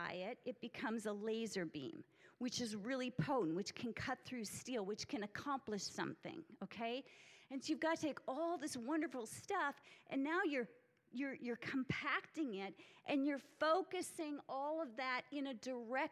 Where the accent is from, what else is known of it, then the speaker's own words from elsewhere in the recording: Minneapolis, Minnesota, United States; I'm from Minneapolis, so big corporate sector